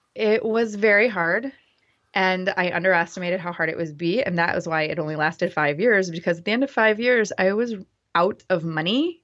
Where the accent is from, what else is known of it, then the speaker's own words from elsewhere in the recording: Grand Rapids, Michigan, United States; I grew up in West Michigan, in Grand Rapids